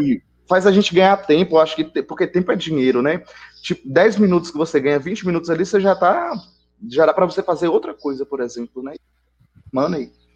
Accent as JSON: {"language": "Portuguese", "region": "Bahia", "country": "Brazil", "said": "eu sou aqui da Bahia"}